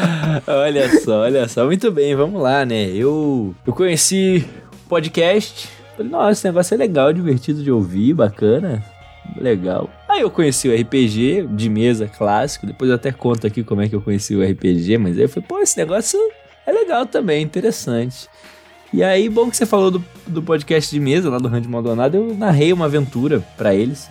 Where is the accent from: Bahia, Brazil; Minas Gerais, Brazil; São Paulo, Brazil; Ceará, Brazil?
Bahia, Brazil; also born or lived in Rio de Janeiro; eu cresci na Bahia, para quem não sabe, depois eu me mudei pro Rio de Janeiro, passei uns 5 anos no Rio de Janeiro e voltei para terminar minha faculdade aqui na Bahia.